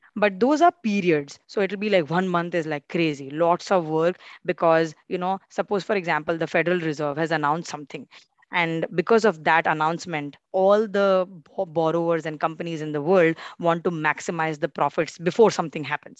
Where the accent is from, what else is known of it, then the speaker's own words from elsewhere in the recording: India; we are competing as Indian law students